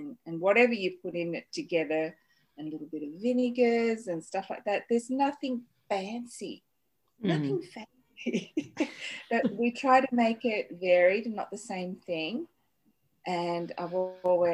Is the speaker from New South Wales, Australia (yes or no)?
yes; Sydney, New South Wales, Australia; And they started Chinese restaurants in Sydney. And growing up in the back of the restaurant in Redfern with my popo